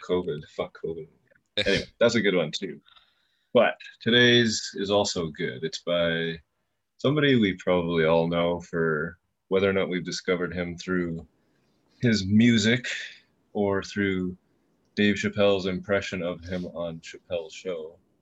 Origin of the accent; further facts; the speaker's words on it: Canada; I'm Canadian